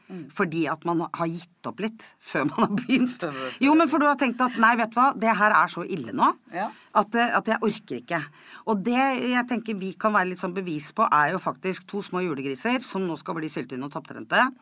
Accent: Kodal, Vestfold, Norway; Jeg er fra Kodal

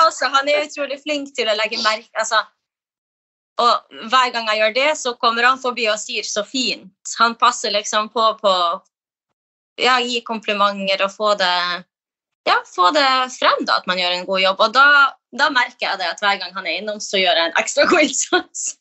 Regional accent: Kirkenes, Finnmark, Norway; moved away as an adult; now in Oslo, Norway; Jeg er jo fra Kirkenes i Finnmark

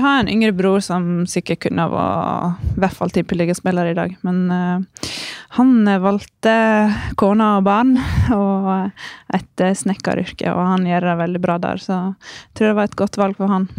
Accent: Norway; moved away as an adult; Så da forlot jeg det trygge hjemme i Norge

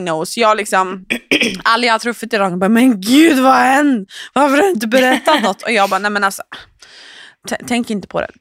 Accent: Norway; jag är trots allt norsk

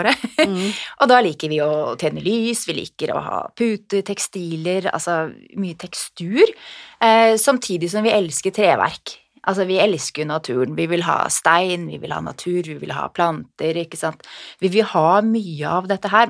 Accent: Norway

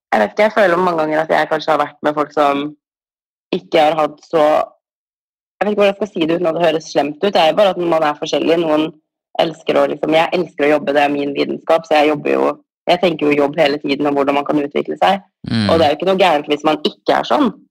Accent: Norway; moved away as an adult; now in Los Angeles, United States; hjemme i Norge

